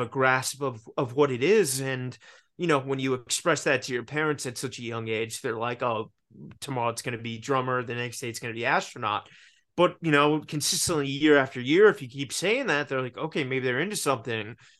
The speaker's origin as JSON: {"language": "English", "town": "Richmond", "region": "Virginia", "country": "United States", "tie": "born or raised there", "said": "growing up in Richmond, Virginia, it's not Los Angeles or New York"}